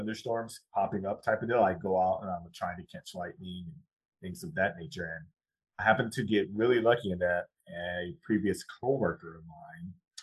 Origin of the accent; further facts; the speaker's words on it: South Carolina, United States; I grew up in South Carolina.